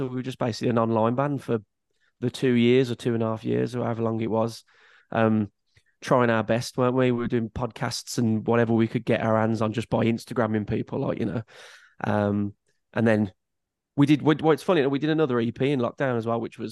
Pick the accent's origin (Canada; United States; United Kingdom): United Kingdom; Birmingham, West Midlands; accent: Brummie; moved away as an adult; now in Walsall, United Kingdom; I'm from Birmingham